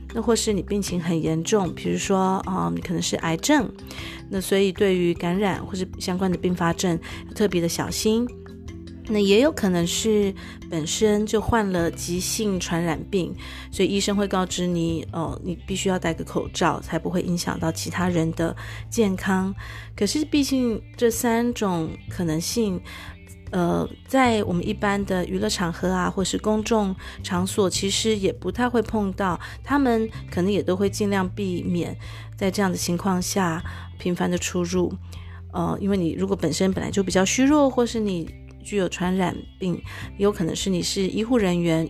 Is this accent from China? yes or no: no; Taiwan; moved away as an adult; now in Germany; 成长在台湾